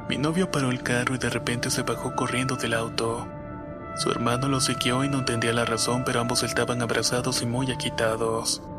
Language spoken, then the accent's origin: Spanish; Valles Centrales, Oaxaca, Mexico; Soy de Valle Centrales, Oaxaca